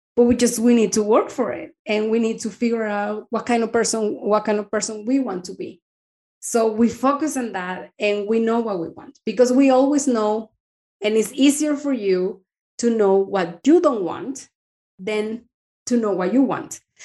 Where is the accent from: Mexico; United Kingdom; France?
Mexico; moved away as an adult; now in Denmark; I am from Mexico